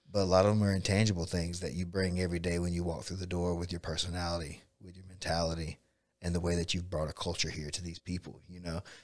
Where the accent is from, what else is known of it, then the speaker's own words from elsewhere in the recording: Bainbridge, United States; I grew up in Bainbridge